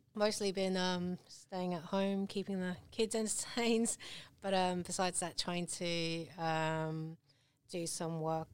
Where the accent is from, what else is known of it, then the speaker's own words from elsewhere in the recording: England, United Kingdom; accent: British; also born or lived in Hong Kong / London; now in Shepparton, Australia; I grew up in England. I'm still holding on to my British accent.